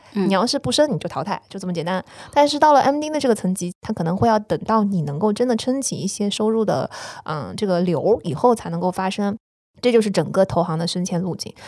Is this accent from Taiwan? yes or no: no; China; moved away; also born or lived in New York, United States; 我作为一个中国人，我， 在纽约的华尔街